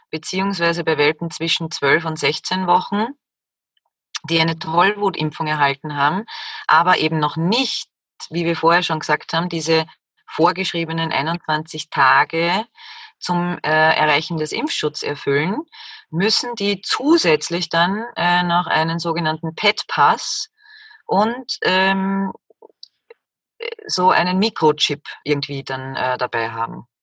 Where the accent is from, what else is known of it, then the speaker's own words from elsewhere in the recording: Austria; Der 1. Januar. Bei uns in Österreich auch Jänner genannt.